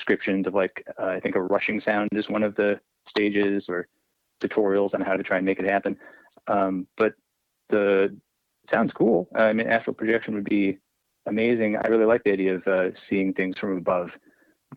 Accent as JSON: {"language": "English", "region": "Indiana", "country": "United States", "tie": "born or raised there", "also_born_or_lived": "Pittsburgh", "said": "I grew up in Indiana"}